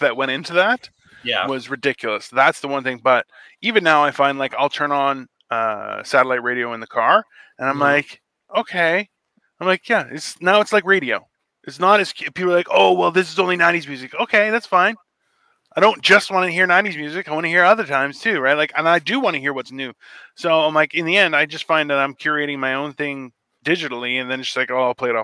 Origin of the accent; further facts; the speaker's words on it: Canada; I'm Canadian